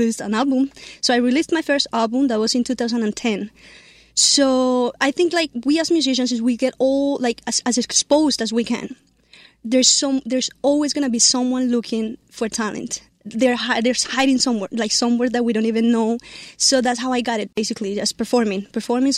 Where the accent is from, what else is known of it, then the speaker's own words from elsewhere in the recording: Colombia; now in New Jersey, United States; I came from Colombia, that's my country